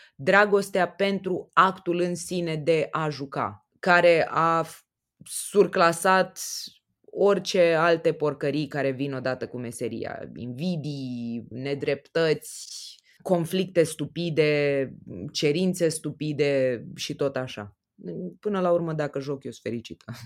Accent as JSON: {"language": "Romanian", "country": "Romania", "said": "ca români"}